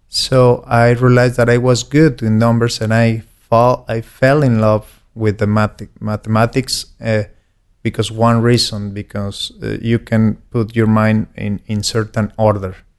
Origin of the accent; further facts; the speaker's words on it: Aguascalientes, Mexico; born and raised in Aguascalientes